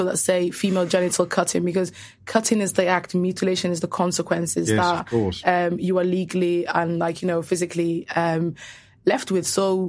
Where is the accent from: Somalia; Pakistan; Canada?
Somalia; Somaliland; in my native Somaliland and Somalia